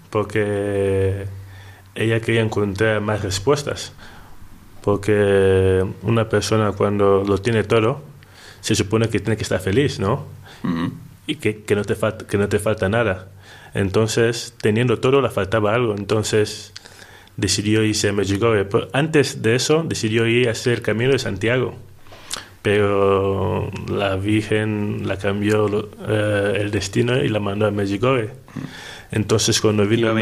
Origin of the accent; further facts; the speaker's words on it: Equatorial Guinea; Bueno, yo soy ah, contable analista en una empresa petrolera en mi país, Guinea Ecuatorial